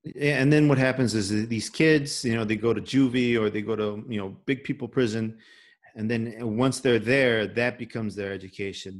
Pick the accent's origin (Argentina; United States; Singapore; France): United States; Chicago, Illinois; accent: Chicago; I grew up in Little Village.